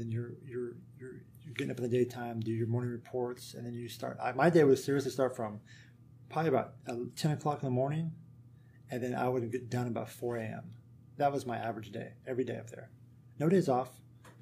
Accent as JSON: {"language": "English", "region": "Kansas", "country": "United States", "moved": "yes", "said": "I'm from Kansas, so I'm used to a country. I grew up on a country environment"}